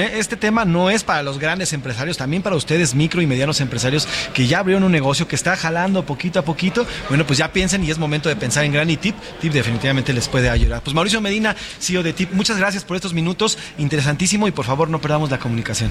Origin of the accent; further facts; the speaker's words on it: Mexico; como mexicano eh, como, como mexicanos